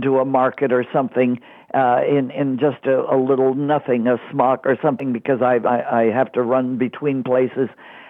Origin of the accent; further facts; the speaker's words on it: Montreal, Quebec, Canada; I grew up in Montreal, Canada